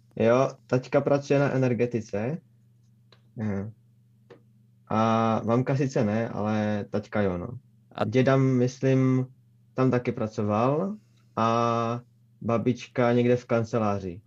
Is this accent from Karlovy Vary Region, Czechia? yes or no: no; Třinec, Moravian-Silesian Region, Czechia; Narodil jsem se jakoby v Třinci